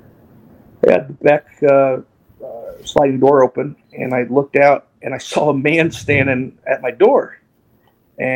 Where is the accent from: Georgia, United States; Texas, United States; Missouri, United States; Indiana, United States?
Indiana, United States; near Evansville, Southern; I'm from Southern Indiana, near Evansville, Indiana, down south near Kentucky and Indiana and Illinois. And I grew up on a farm, a 63-acre farm.